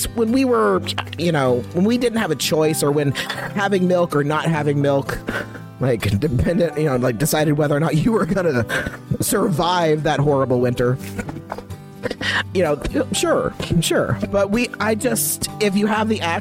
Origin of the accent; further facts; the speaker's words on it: Midwest, United States; I grew up in the Midwest.